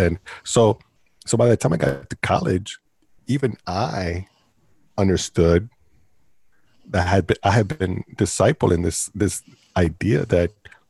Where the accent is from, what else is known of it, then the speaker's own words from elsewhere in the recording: Puerto Rico; now in United States; I came from Puerto Rico and my mom and I moved to North Carolina, and we were just trying to learn the language and trying to get acclimated and all that good stuff.